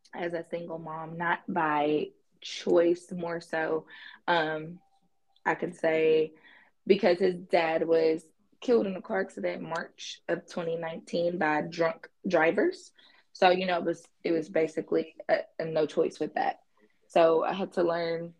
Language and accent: English; Louisville, Kentucky, United States; moved away as an adult; now in Grenada, United States; born and raised in Louisville, Kentucky, currently living in Grenada, Mississippi